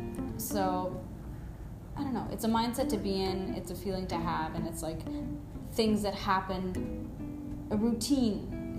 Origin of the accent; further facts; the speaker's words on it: India; Even though I am an Indian, I've lived in India, and I understand how prominent and real it is here.